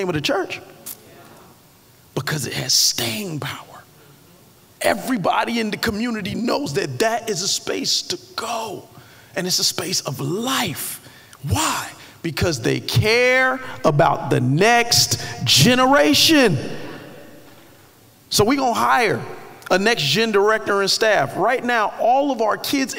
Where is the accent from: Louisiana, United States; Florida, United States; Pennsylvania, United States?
Florida, United States; Miami Gardens; moved away; When I was growing up in Carroll City